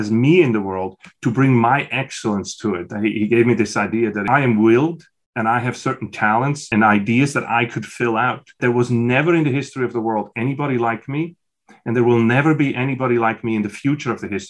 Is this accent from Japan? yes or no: no; Switzerland; moved away as an adult; I was born in Switzerland in a small village, and I grew up on the youngest of 6.